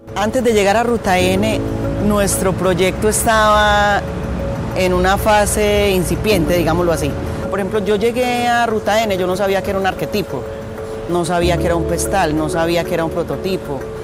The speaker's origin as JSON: {"language": "Spanish", "town": "Medellín", "region": "Antioquia", "country": "Colombia", "tie": "born or raised there", "also_born_or_lived": "Canada / France / Belgium / Iceland", "moved": "as an adult", "said": "nacida en Colombia, criada en esta ciudad"}